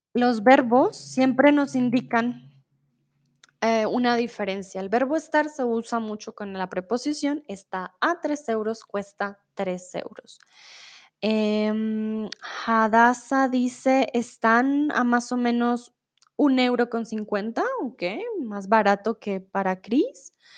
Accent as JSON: {"language": "Spanish", "country": "Colombia", "first_language": "Spanish", "said": "yo soy colombiana, entonces siempre he hablado español"}